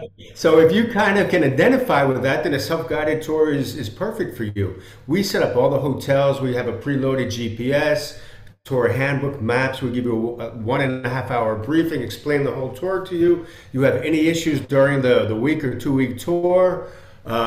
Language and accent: English; Northern New Jersey, United States; moved away as an adult; also born or lived in New York City / Dubai; now in Madrid, Spain; I was born in New York City, Greg. So I lived in New York City, but I grew up in Northern New Jersey. I came over to Madrid with New York University to study junior year abroad type of thing.